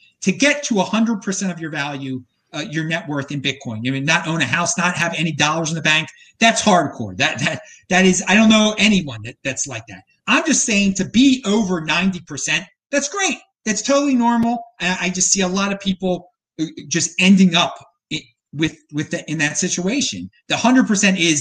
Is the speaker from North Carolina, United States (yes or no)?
no; Baltimore, Maryland, United States; now in Nashville, United States; I'm from Baltimore